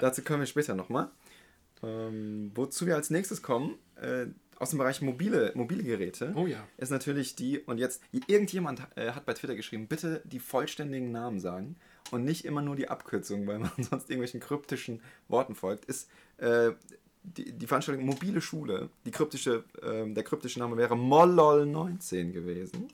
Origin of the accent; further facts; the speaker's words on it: Heidelberg, Baden-Württemberg, Germany; als Heidelberger